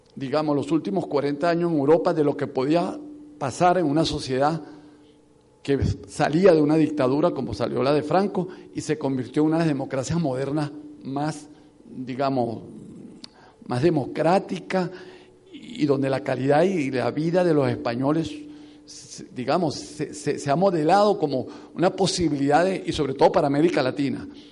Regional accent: Venezuela

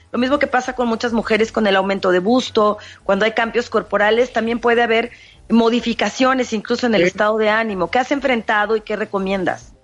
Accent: Mexico; nuestra tradición como mexicanos

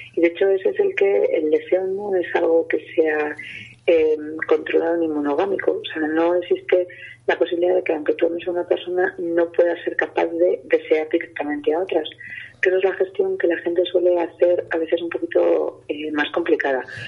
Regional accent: Castile and León, Spain; mi tierra, ¿no? Que existe mucho el lechazo eh, de Castilla

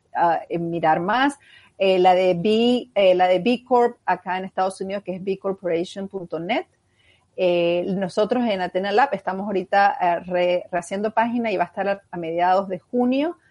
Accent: Venezuela; como venezolanos

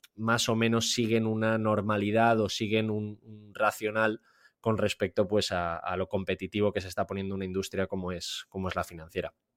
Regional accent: Valencia, Valencian Community, Spain; moved away as an adult; now in Austria; yo soy de Valencia, pese a que ahora vivo en, vivo en Austria

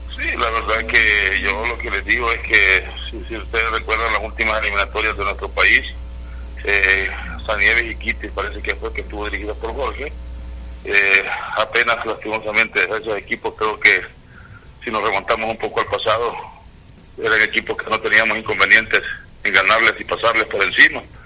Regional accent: El Salvador; nosotros como los salvadoreños

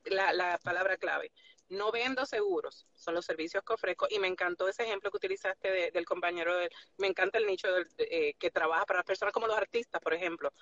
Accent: Puerto Rico; now in Nashville, United States; Soy de Puerto Rico, pero eh, resido en Nashville.

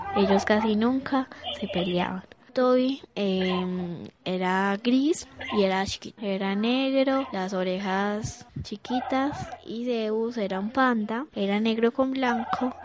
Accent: Medellín, Antioquia, Colombia; Tengo 10 años. Yo soy de la Comuna 1

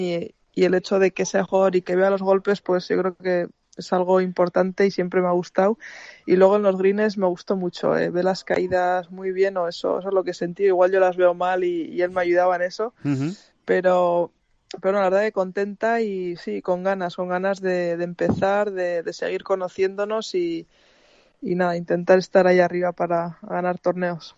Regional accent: Spain; mi país

